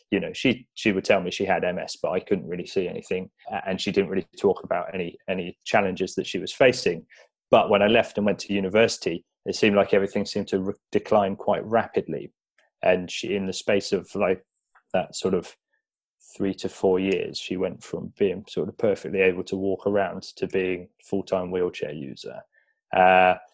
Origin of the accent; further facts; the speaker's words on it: South East England, United Kingdom; So we, we grew up together in the Shires in, in Buckinghamshire, moved around a lot, uh, and eventually came to London to do university, where ironically I studied engineering.